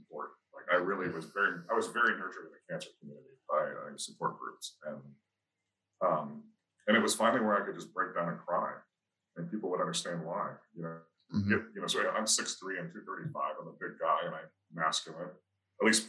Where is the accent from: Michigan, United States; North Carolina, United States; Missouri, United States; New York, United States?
Michigan, United States; Holland; moved away as an adult; also born or lived in Detroit; growing up in Michigan and Holland